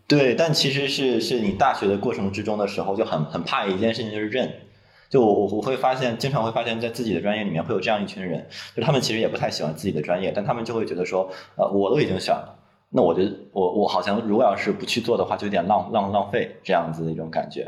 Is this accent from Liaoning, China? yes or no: yes; Dalian, Liaoning, China; 我是大连人